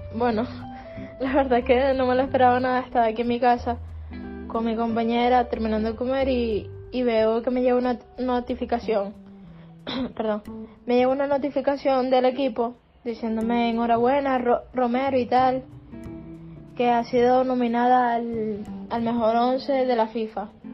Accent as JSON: {"language": "Spanish", "country": "Venezuela", "moved": "as an adult", "lives_now": "Spain"}